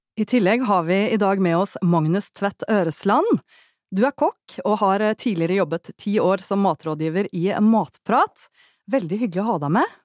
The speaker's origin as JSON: {"language": "Norwegian", "region": "Oslo", "country": "Norway", "tie": "born or raised there", "said": "da jeg vokste opp i Oslo"}